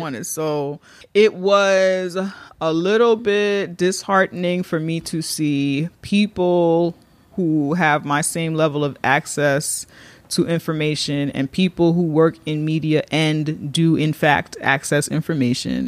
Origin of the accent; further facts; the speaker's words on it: New York, United States; as a New Yorker